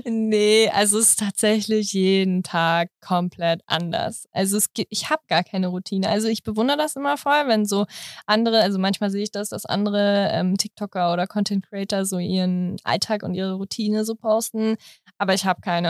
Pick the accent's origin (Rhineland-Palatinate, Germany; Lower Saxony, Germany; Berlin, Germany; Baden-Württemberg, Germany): Berlin, Germany; Ich komme aus Berlin. Also ich bin richtige Berlinerin hier.